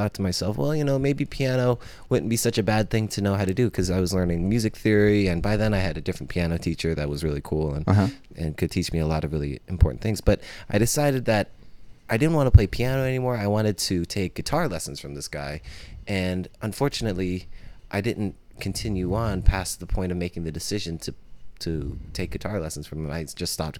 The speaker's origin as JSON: {"language": "English", "area": "San Francisco Bay Area", "region": "California", "country": "United States", "tie": "born or raised there", "also_born_or_lived": "Oakland / Davis", "lives_now": "San Diego, United States", "said": "I grew up in the Bay Area and by San Francisco"}